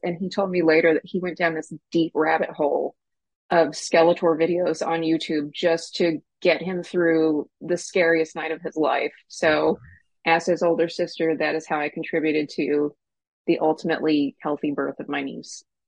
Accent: Snyder, Texas, United States; was raised in a rural West Texas town called Snyder. It's between Lubbock and Abilene

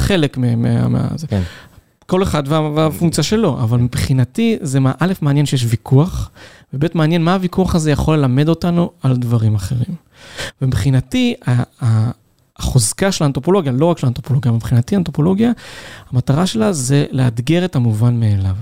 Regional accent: Ein Yahav, Southern District, Israel; המחקר הדוקטורט שלי היה על איפה שגדלתי, על מושב עין יב ועל המושבים באזור של ערבה תיכונה

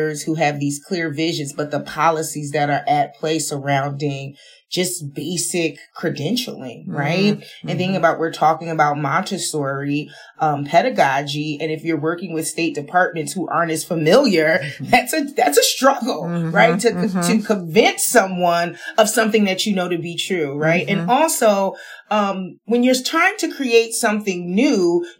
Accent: Paterson, New Jersey, United States; I'm from Paterson, New Jersey

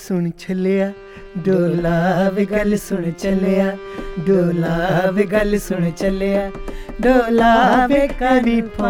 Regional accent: Punjab, India; English is a second language; Naturally, we are from Punjab. You know, mm-hmm. Punjab is a land of wonders and beauty, art, music, food.

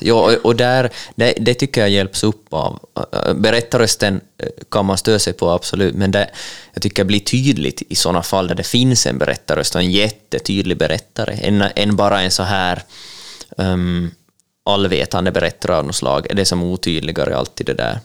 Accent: Ostrobothnia, Finland; vi som finlandssvenskar och österbottningar

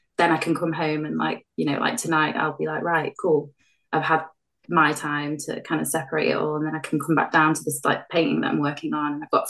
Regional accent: North West England, United Kingdom; born there; I was born in Cheshire, and I've moved around a lot, to be honest.

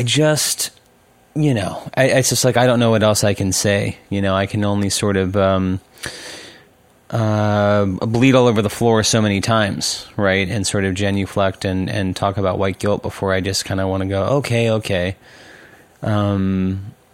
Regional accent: Bay Area, California, United States; we're from the Bay Area

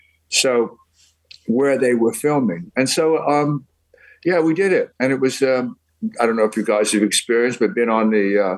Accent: England, United Kingdom; now in United States; You know, I came from England, and when I came over, people pronounced mine, they thought it was Jerry or Gerald.

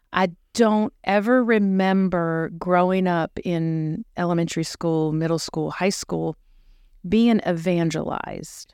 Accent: Uniontown, Pennsylvania, United States; moved away as an adult; also born or lived in Charleston, South Carolina; now in Dickson, United States; I am a native of Western Pennsylvania, which is all things Pittsburgh. And I grew up in a small town, Union Town.

